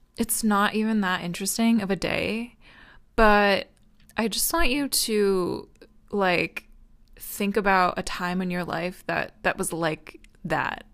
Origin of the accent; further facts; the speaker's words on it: United States; I'm American